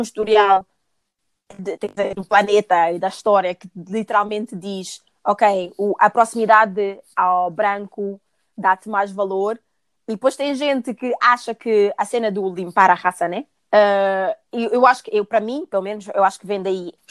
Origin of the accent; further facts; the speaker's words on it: Portugal; eu cresci em Portugal